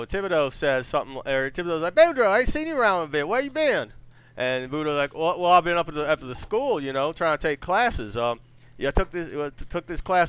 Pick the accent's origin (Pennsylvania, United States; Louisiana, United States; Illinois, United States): Louisiana, United States; Cajun country; growing up in Cajun country